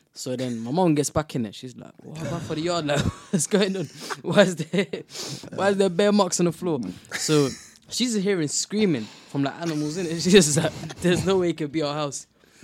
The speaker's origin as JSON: {"language": "English", "region": "Somaliland", "country": "Somalia", "said": "I'm from Somalia, Somaliland. So I was there when I was around 8 or 9."}